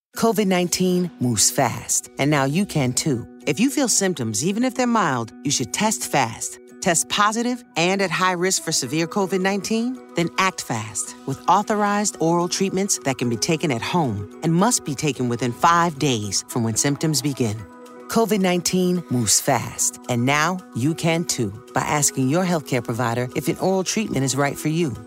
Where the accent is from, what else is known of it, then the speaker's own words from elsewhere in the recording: New York City, New York, United States; I'm from Queens, but Queensbridge, Jamaica Queens and Queensbridge is like two totally different worlds